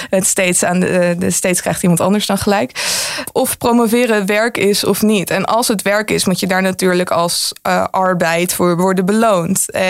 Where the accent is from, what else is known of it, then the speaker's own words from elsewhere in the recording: Netherlands; ik ben gewoon een Chinees-Nederlander